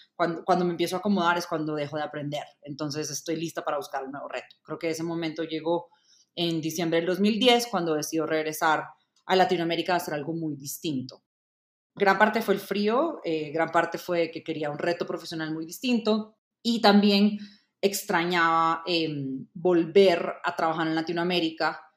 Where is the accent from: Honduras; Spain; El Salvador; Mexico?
El Salvador; moved away as an adult; also born or lived in Indiana, United States; now in Bogotá, Colombia; Nací y crecí en El Salvador